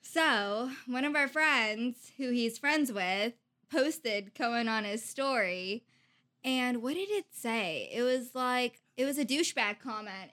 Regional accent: Iowa, United States; from Iowa

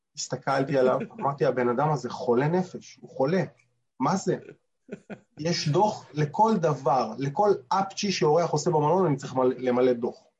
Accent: Israel; now in New York, United States; במקרה שלנו כישראלים

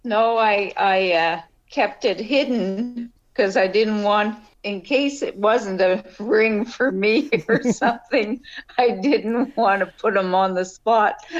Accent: Rouyn-Noranda, Quebec, Canada; moved away as an adult; also born or lived in Montreal / St. Lazare; now in Prince Edward Island, Canada; But I was born in northern Quebec in a town called Noranda. It was a mining town, a copper mining town

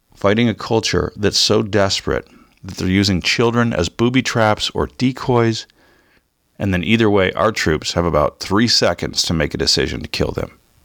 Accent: Southern California, United States; Growing up in Southern Cal

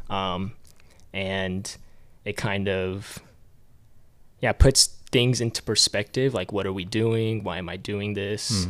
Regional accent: Duluth, Georgia, United States; born and raised in Duluth, Georgia. So I've lived in Georgia my whole life

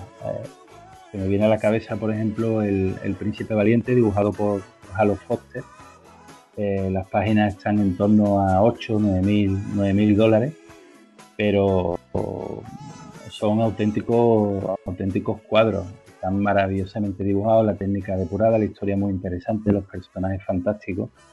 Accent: Spain; nosotros que somos españoles

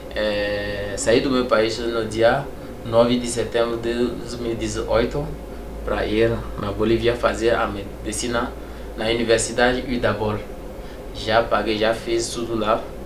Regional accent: Togo; moved away as an adult; now in Brazil; eu sou do Togo.

